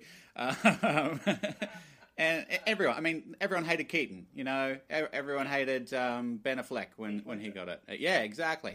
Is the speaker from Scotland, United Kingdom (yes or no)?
yes; Glasgow, Scotland, United Kingdom; born in Glasgow